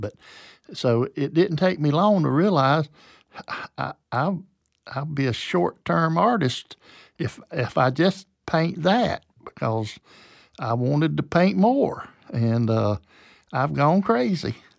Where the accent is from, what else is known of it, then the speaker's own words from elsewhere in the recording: Waycross, Georgia, United States; also born or lived in Lower Alabama / Beaufort, South Carolina; now in Valdosta, United States; my dad died when I was four, and my mom had a nervous breakdown, and so we moved to Waycross, Georgia